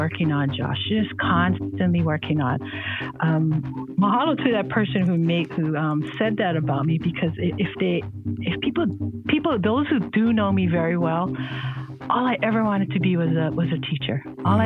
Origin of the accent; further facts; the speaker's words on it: Honolulu, Hawaii, United States; also born or lived in Kauai; I was born and raised on Oahu in Kaimuki.